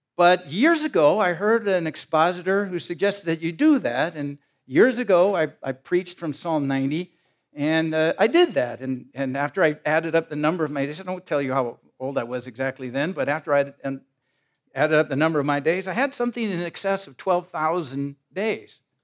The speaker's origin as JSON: {"language": "English", "region": "Iowa", "country": "United States", "tie": "born or raised there", "moved": "yes", "said": "my hometown in Iowa"}